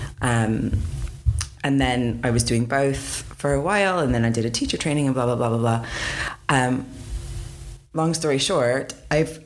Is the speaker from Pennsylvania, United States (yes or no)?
yes; Pittsburgh, Pennsylvania, United States; moved away as an adult; also born or lived in San Diego, California; now in United Kingdom; I am from Pittsburgh. Well, I was born in San Diego, but I grew up in Pittsburgh, and I've been in the UK since 2005